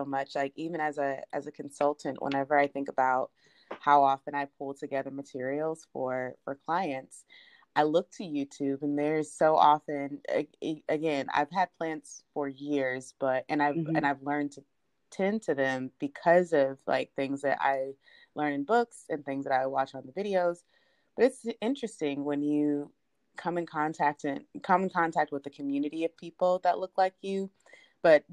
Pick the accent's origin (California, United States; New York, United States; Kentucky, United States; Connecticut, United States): Kentucky, United States; Louisville; moved away as an adult; now in Chicago, United States; I'm originally from Louisville, Kentucky. I've been in Chicago about 8 years now